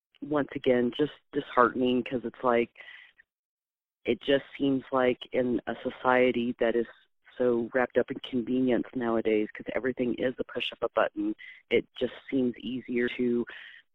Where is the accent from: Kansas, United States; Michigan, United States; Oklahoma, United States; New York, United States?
Kansas, United States; Wyandotte County; also born or lived in north of the river, Kansas City, Missouri; I grew up in Wyandotte County, and that was the mall we frequented when I was a kid. And then as a teen, I moved up north of the river